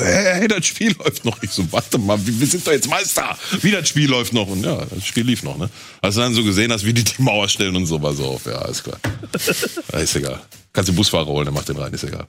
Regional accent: Gelsenkirchen, North Rhine-Westphalia, Germany; ich bin halt geboren in Gelsenkirchen, da groß geworden, lebt da auch bis heute noch

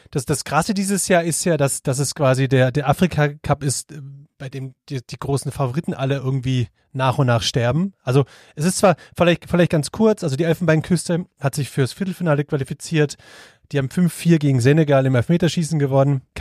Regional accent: Swabia, Germany; ich aber bin ein Schwabe.

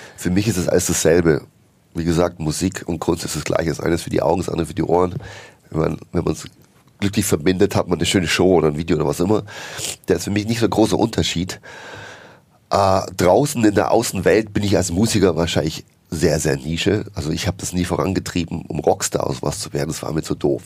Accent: Bavaria, Germany; now in Berlin, Germany; ich komme ja aus Bayern, ja, bin ja dort geboren, katholisch aufgewachsen

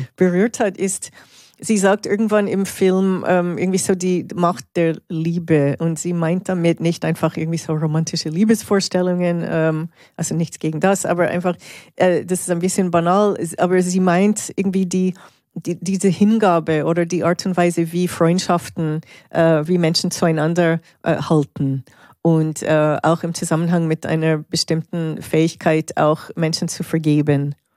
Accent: Canada; now in Switzerland; als in der Schweiz lebende Kanadierin

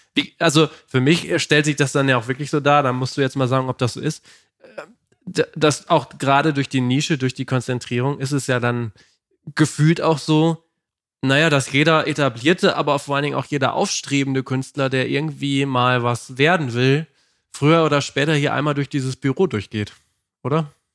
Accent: Lower Saxony, Germany; wir kommen ja aus Niedersachsen

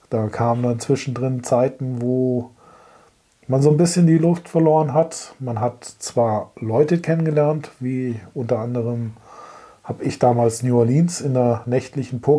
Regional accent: Germany; komme aus Deutschland

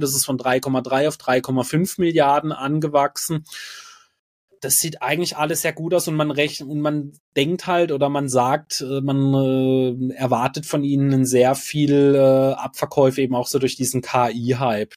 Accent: Freiburg, Baden-Württemberg, Germany; bei uns in Freiburg

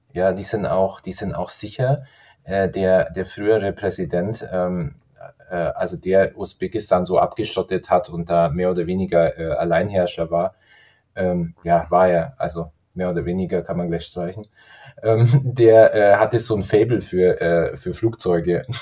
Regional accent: Garmisch-Partenkirchen, Bavaria, Germany; also ich komme aus Garmisch-Partenkirchen

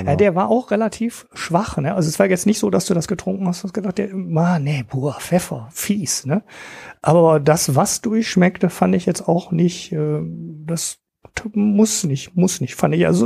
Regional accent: Oberhausen, North Rhine-Westphalia, Germany; Es ist ein Oberhausener Bier aus meiner Heimat ähm, von der Ruhrpott Brewery

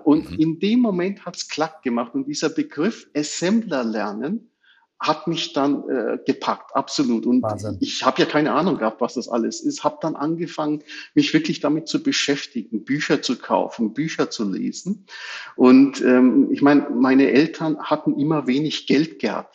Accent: Germany; Wir sind alle hier in Deutschland geboren und äh, aufgewachsen, hier in die Schule gegangen

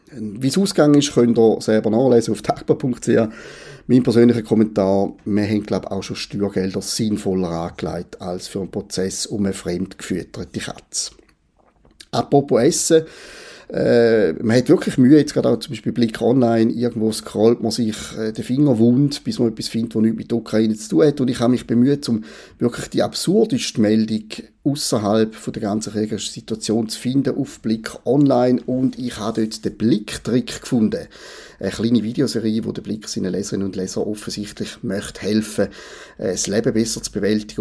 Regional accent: Switzerland; als Schweizer

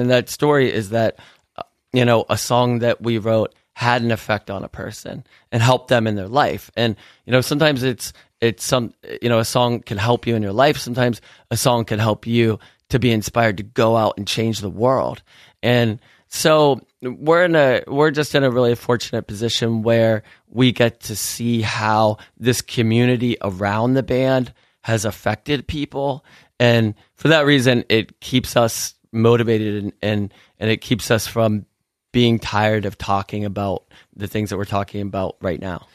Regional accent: Pittsburgh, Pennsylvania, United States; we grew up in Pittsburgh, Pennsylvania, which is an amazing town

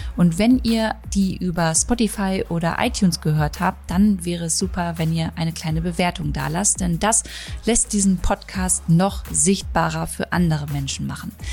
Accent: Germany; hier bei uns in Deutschland

